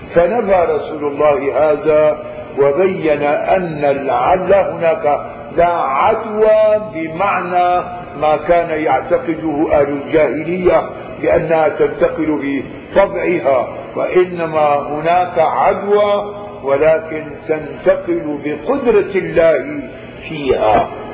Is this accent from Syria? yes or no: yes; Syria; عندنا في الشام